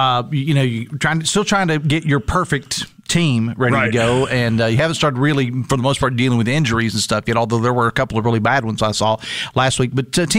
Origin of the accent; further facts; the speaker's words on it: Logan County, West Virginia, United States; I am from Logan County.